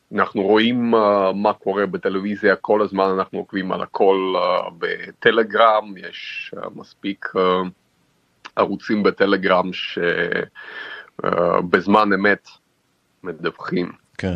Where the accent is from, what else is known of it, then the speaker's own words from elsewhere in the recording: Mozyr, Gomel Region, Belarus; also born or lived in Israel; now in Kyiv, Ukraine; נולדתי בגבול אוקראינה בדרום, אה. עיר קטנה שנקראת מוזג.